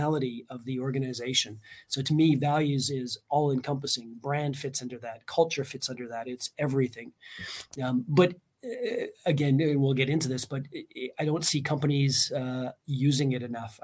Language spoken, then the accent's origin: English; Canada; moved away as an adult; now in Estonia; I'm not Estonian. I'm Canadian, lived and worked in like 8 different countries